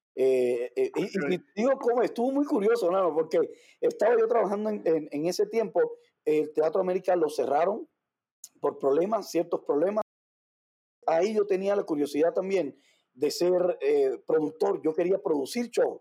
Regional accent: Havana, Cuba; moved away as an adult; also born or lived in Mérida, Mexico; now in Ciudad Juárez, Mexico; nací en La Habana, Cuba, hace un montón de años ya

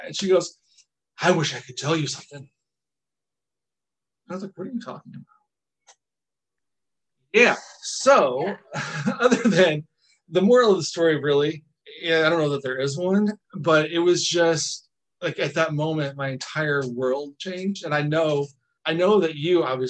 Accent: Northern Indiana, United States; growing up in Northern Indiana

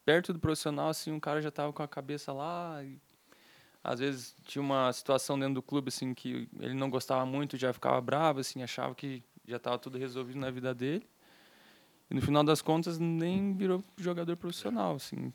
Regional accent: Curitiba, Paraná, Brazil; Aqui em Curitiba lá no mesmo.

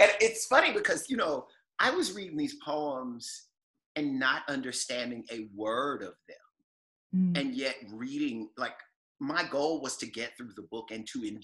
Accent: the South, United States; I also think of myself as a Southerner

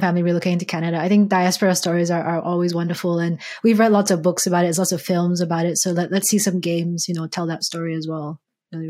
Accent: Malaysia; growing up in Malaysia

